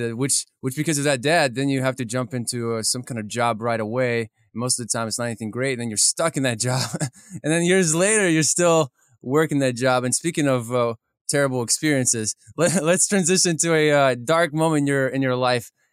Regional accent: Kyiv, Ukraine; moved away; I grew up in Kiev, Ukraine

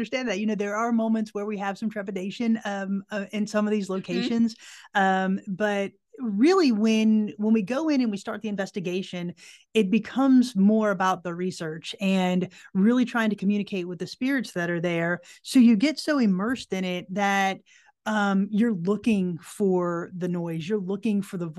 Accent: right outside of Orlando, Florida, United States; moved away as an adult; now in Tennessee, United States; I'm originally from Florida.

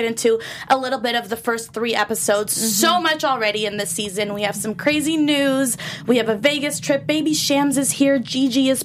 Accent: Iraq; I'm Middle Eastern, too. I'm not Persian. I'm from Iraq

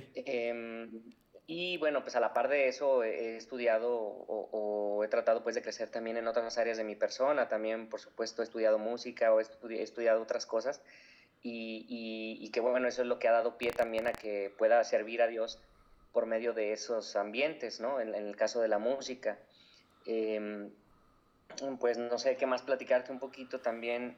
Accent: Guadalajara, Jalisco, Mexico; soy de Guadalajara, Jalisco, eh, aquí en México, y pues yo nací y crecí en una familia católica

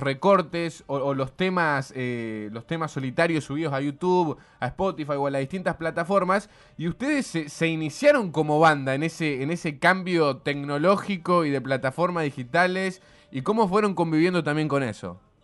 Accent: Santa Fe, Argentina; Somos humanos de Santa Fe

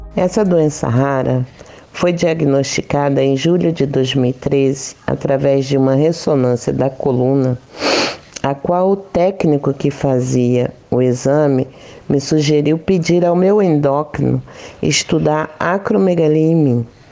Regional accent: Rio de Janeiro, Brazil; now in Praia Grande, Brazil; Sou carioca, mas moro na cidade de Praia Grande, litoral de São Paulo

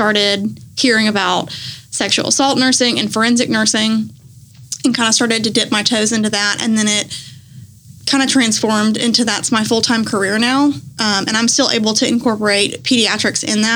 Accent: Birmingham, Alabama, United States; moved away as an adult; now in Mobile, United States; I was actually born and raised in Birmingham, and I went to high school there

